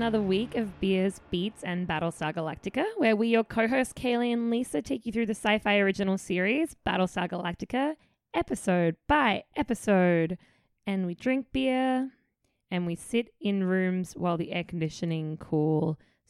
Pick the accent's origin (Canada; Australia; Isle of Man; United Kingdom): Australia; now in New York City, United States